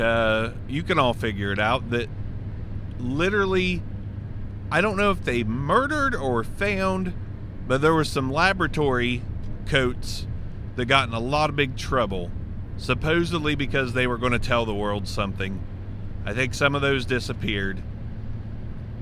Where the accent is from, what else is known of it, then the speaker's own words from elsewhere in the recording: Southern Ohio, United States; accent: Southern Ohio; everybody down here in Southern Ohio, I know my accent is deep enough